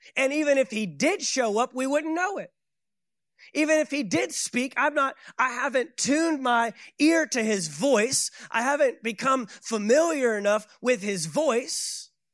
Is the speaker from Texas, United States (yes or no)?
yes; Fort Worth, Texas, United States; moved away as an adult; also born or lived in Saint Augustine, Florida; I left my hometown of Fort Worth, Texas, moved to Saint Augustine, Florida